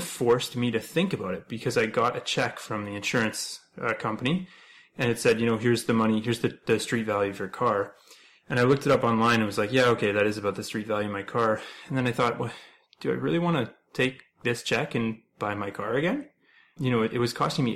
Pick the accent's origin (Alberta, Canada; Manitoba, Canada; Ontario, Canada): Ontario, Canada; moved away as an adult; now in British Columbia, Canada; I'm originally from Ontario